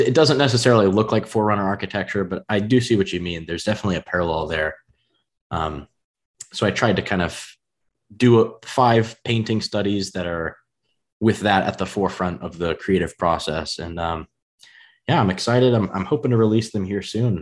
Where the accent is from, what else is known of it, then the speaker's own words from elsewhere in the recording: United States; accent: US country; if there's a U S version, I feel like my accent would be in that, in the country range.